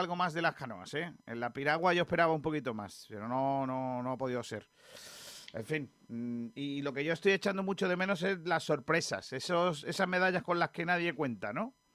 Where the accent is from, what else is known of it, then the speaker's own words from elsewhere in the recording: Benagalbón, Andalusia, Spain; ese es mi pueblo